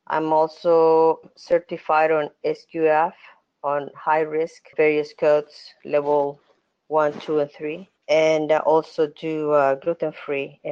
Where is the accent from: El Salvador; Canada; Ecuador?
El Salvador; moved away as an adult; now in United States; I am originally from El Salvador, so I started over there. When I came to the States in the 90s